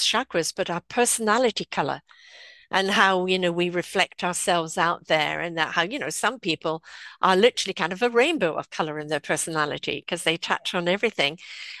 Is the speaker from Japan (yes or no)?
no; South Africa; now in United States; But I came from South Africa, which, you know, hot countries, right?